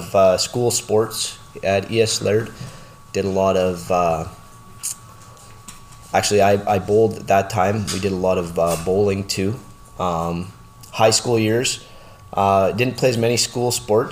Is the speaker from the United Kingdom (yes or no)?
no; Lloydminster, Canada; I grew up in Lloyd. We moved here when I was 4 years old